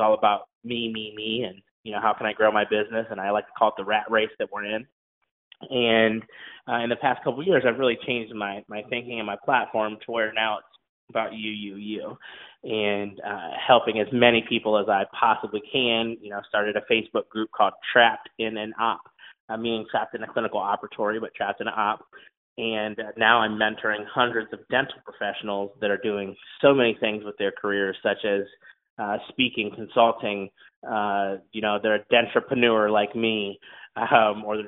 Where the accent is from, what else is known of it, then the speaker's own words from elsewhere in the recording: Ohio, United States; moved away as an adult; also born or lived in Honolulu, Hawaii; I'm from Ohio, raised on a big farm, graduated from The Ohio State University